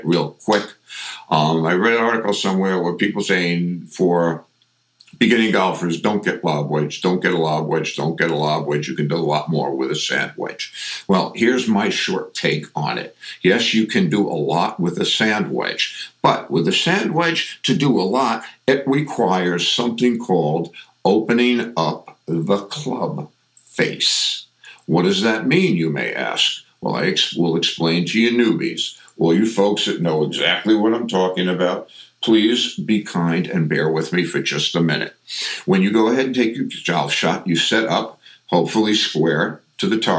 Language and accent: English; New York, United States; accent: New York; I get very New York.